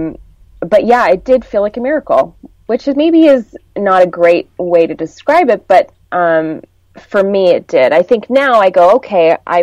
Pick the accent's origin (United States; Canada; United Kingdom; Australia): Canada; South Porcupine, Ontario; I'm from a very small town in northern Ontario called South Porcupine